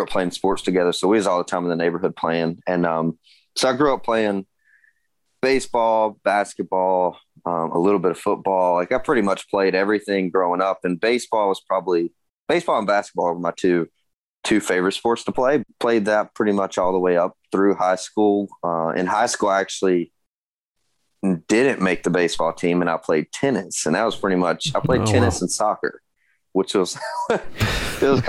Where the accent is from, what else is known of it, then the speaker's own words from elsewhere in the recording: Gastonia, North Carolina, United States; I was born and raised here in North Carolina, right outside of Charlotte. Gastonia is the actual town